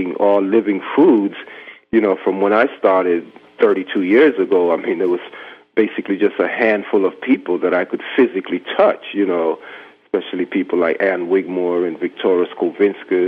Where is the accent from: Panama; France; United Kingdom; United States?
Panama; Canal Zone; moved away; my background growing up in Panama on the Canal Zone